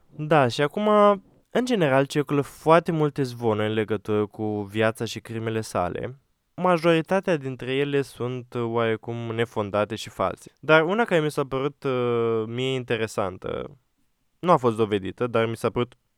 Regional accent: Romania; suntem români acum

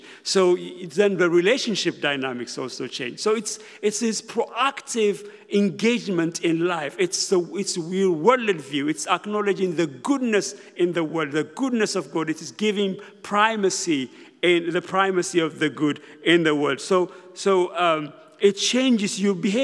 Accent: Ethiopia; now in United Kingdom; I'm originally from Ethiopia. I came to Britain when I was very young

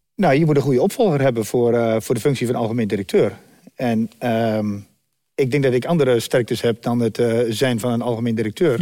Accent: Dedemsvaart, Overijssel, Netherlands; Van oorsprong komen we uit Dedersaard

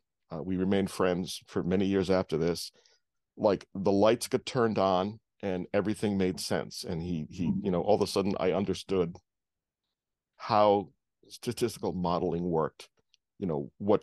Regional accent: East Coast, United States; growing up on the East Coast and going to school in Rhode Island and going to college in Rhode Island, and then all of a sudden I'm plunked down in the middle of a cornfield in Indiana.

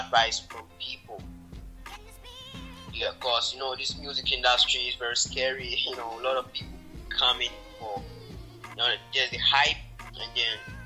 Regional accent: Ghana; I was born in Ghana.

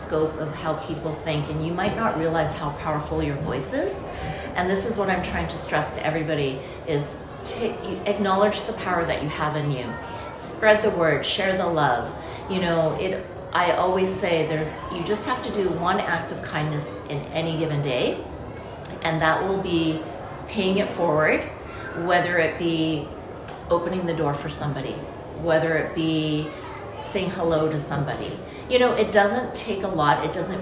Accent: Canada; I was born and raised in Canada

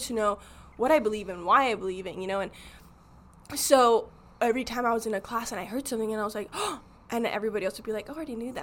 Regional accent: Arizona, United States; I grew up in Arizona

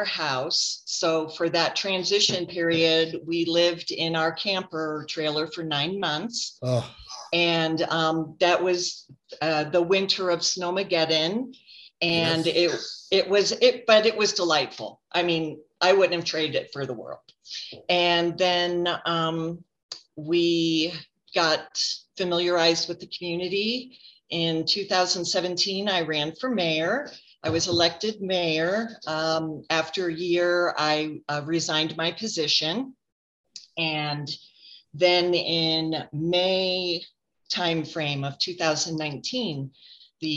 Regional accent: 45 miles east of Cleveland, Northeastern Ohio, United States; moved away as an adult; also born or lived in Boise, Idaho; now in Cascade, United States; I grew up 45 miles east of Cleveland

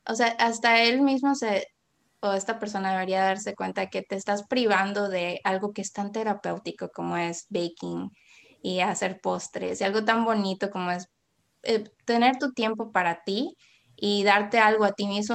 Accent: Puerto Viejo, Costa Rica; crecí en Puerto Viejo

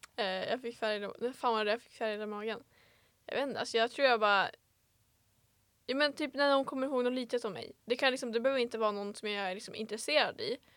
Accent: Vilhelmina, Västerbotten County, Sweden; also born or lived in Örnsköldsvik; jag är ju född på BB i Övik. Mm -hmm. Kommer ursprungligen från Vilhelmina

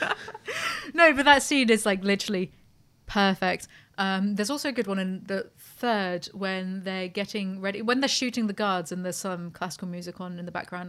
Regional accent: United Kingdom; We're British

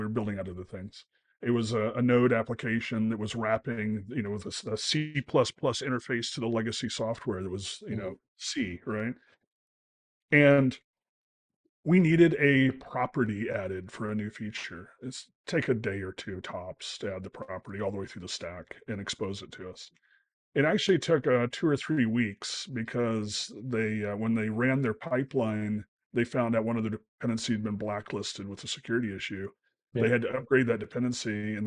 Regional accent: United States; an American

